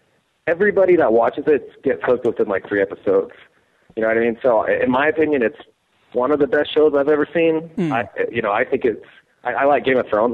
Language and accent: English; New Mexico, United States; I'm from New Mexico.